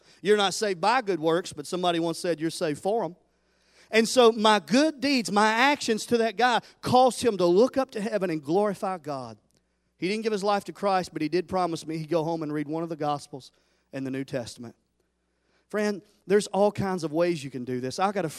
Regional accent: Tennessee, United States; I always said, I'm from Tennessee. I've always said Memphis, best barbecue, till I came right here in North Carolina.

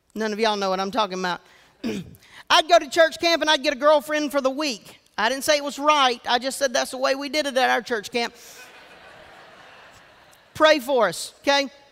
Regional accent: Georgetown, South Carolina, United States; I was raised in Georgetown, South Carolina.

